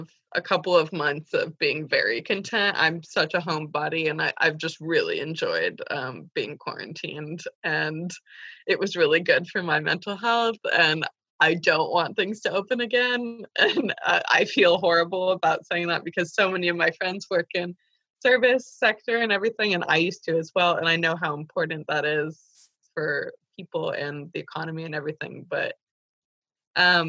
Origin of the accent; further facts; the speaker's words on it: the Bay Area, California, United States; I grew up in the Bay Area